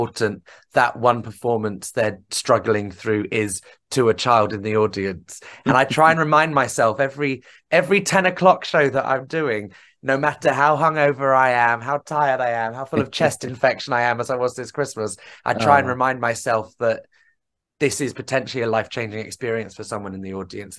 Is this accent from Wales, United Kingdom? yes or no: no; Plymouth, South West England, United Kingdom; I grew up in Plymouth